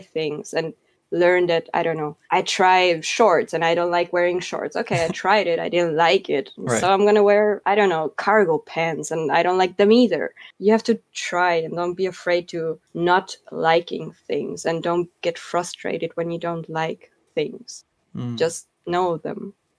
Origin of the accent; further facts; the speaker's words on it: Argentina; first language Spanish; English is a second language; I speak Spanish, my mother tongue, and I can speak fluent German and I can speak fluent Spanish.